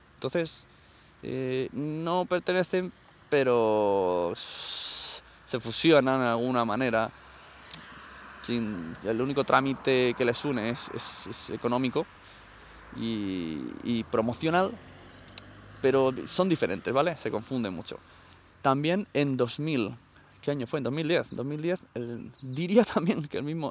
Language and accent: Spanish; Catalonia, Spain